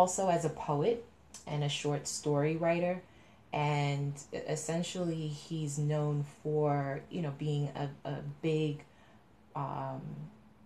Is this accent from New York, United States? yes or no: yes; New York, United States; I'm from New York